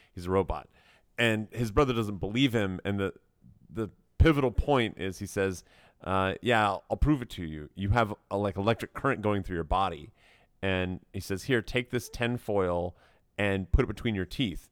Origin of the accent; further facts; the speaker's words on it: Knoxville, Tennessee, United States; I grew up in Knoxville